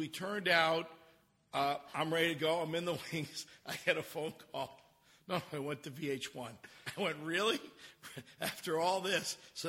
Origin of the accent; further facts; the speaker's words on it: New York, United States; and dealt with all the crazy people, and growing up in New York, and I'd taken her to Rao's, and we had some fun.